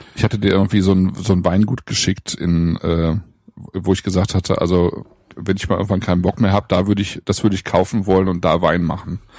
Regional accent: Germany; bei uns in Deutschland

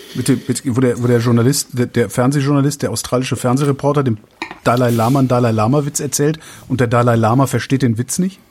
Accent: Germany; wir sind ja Deutsche

